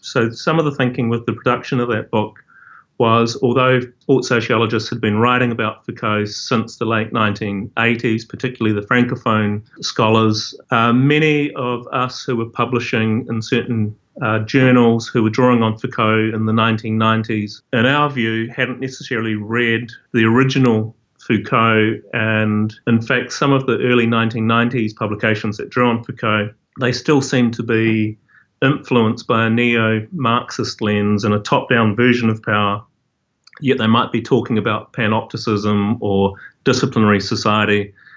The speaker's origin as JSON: {"language": "English", "country": "New Zealand", "tie": "born or raised there", "said": "I grew up in Aotearoa, New Zealand"}